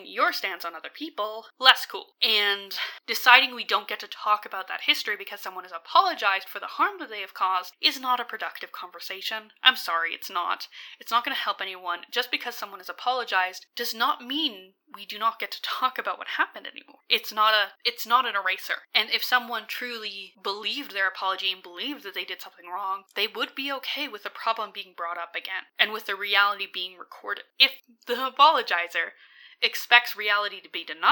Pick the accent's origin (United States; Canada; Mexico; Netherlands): Canada; Alberta; I'm from Alberta